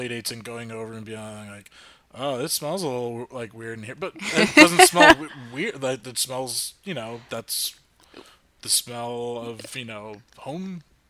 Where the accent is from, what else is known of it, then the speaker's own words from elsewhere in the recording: New Jersey, United States; I'm Irish, German, Italian, you know, so white boy from New Jersey. from North Jersey.